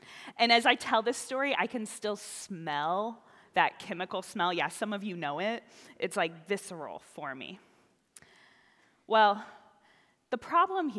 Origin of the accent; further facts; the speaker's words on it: the South, United States; moved away; I was raised in the South, where sometimes those things are just a part of life